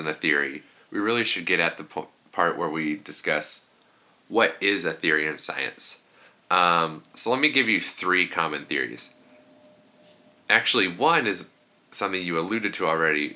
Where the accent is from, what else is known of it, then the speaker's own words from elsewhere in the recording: Kansas, United States; we're both from Kansas